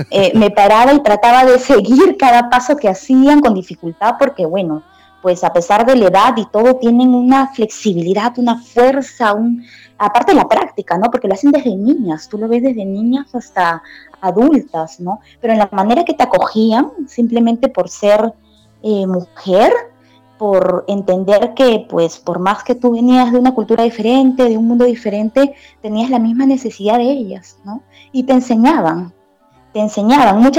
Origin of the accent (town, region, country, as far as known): Peru; moved away as an adult; also born or lived in China